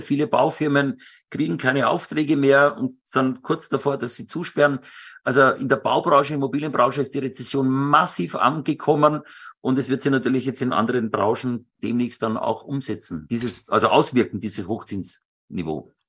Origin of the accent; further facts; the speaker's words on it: Benediktbeuern, Bavaria, Germany; moved away; also born or lived in Starnberg / Munich area; meine zweite Heimat und ich bin da aufgewachsen und ich liebe Benedikt Beuern